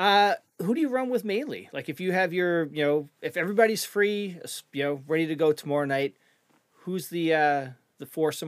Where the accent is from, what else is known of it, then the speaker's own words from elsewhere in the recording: Canada; now in United States; But originally I'm from Canada, eastern Canada.